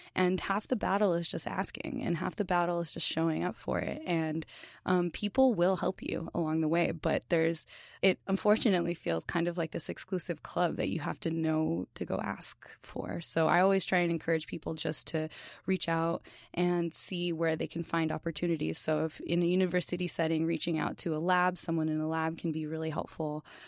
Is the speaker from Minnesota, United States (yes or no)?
no; Los Angeles, California, United States; moved away; I'm from East L A in Southern California